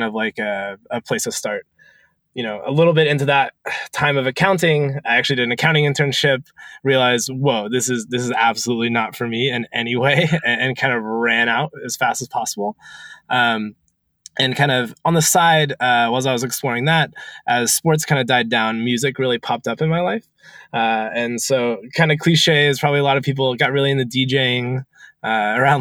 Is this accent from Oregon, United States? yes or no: yes; Portland, Oregon, United States; I grew up in Portland, Oregon. Went to University of Oregon, very Oregon homegrown.